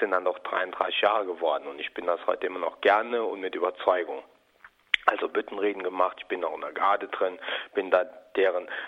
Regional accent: Rhineland, Germany; Aber es war eigentlich äh, im Rheinland, da aus der Ecke, wo ich herkomme, schon so, dass man die Obrigkeit dadurch in Kakao ziehen wollte

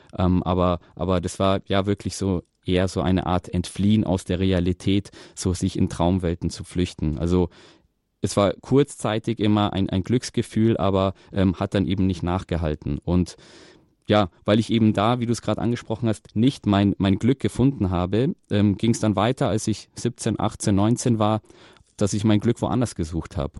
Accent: Munich, Bavaria, Germany; ich selber bin in München geboren und aufgewachsen

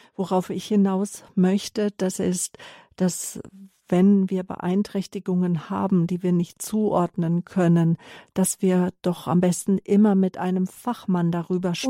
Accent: Herborn, Hesse, Germany; moved away; Ich bin in Herborn-Seelbach geboren

